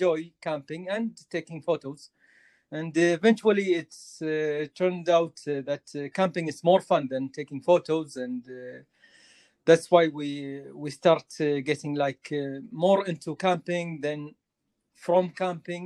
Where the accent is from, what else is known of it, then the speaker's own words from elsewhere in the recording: Kuwait; I'm from Kuwait